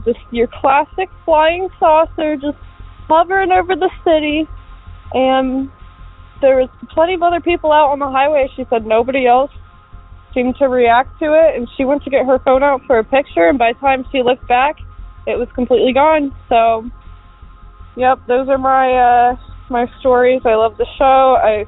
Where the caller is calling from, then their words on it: Ohio, United States; I'm calling from Ohio, just on the border of Greene County, close to Dayton